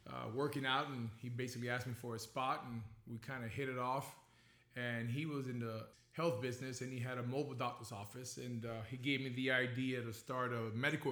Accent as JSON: {"language": "English", "town": "Miami", "region": "Florida", "country": "United States", "tie": "born or raised there", "also_born_or_lived": "Cuba / Tallahassee"}